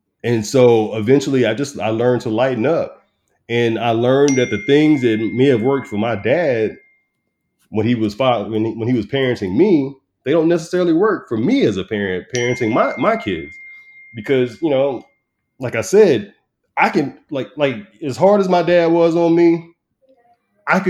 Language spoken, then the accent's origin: English; Texas, United States; moved away as an adult; also born or lived in Newport News, Virginia; I started in my hometown